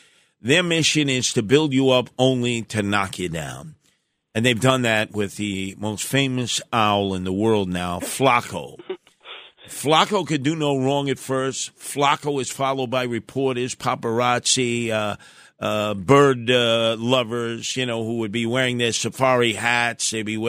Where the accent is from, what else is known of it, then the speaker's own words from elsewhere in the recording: New York City, New York, United States; the house that I was raised in Canarsie.